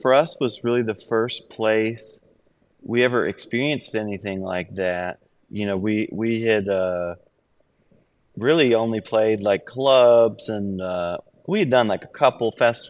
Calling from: Antwerp, Flanders, Belgium; I'm in Belgium, Antwerp.

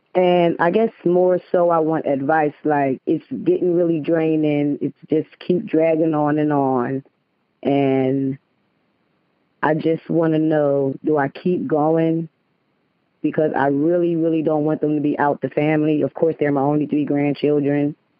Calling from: Ocala, Florida, United States; I'm calling from Ocala, Florida

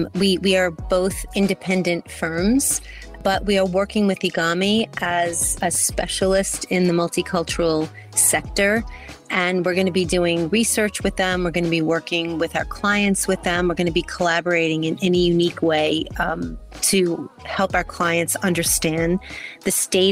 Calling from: New York, United States; I'm calling in from New York.

